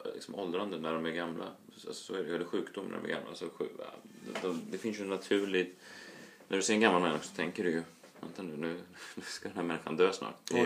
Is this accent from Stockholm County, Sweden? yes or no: yes; Stockholm, Stockholm County, Sweden; är uppvuxen i Vasastan, Stockholm